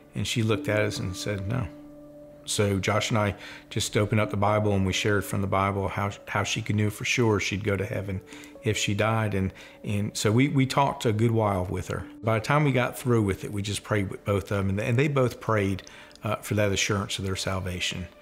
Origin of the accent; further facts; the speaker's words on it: New Jersey, United States; born and raised in New Jersey.